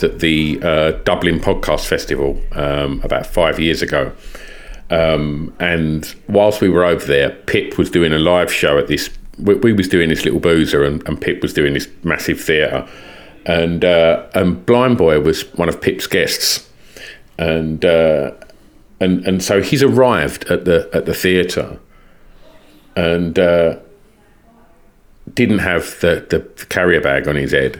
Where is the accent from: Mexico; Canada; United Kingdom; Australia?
United Kingdom; Essex, East of England; I was from Essex